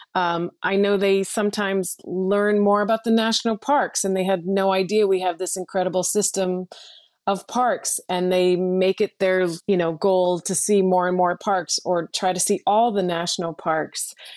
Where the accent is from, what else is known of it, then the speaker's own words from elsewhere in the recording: West Paris, Maine, United States; moved away as an adult; my home state of Maine